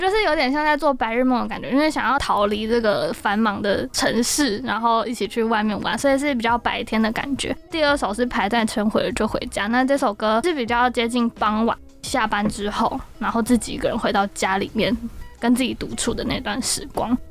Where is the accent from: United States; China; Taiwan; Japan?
Taiwan; Taipei; 因为我从小在台北长大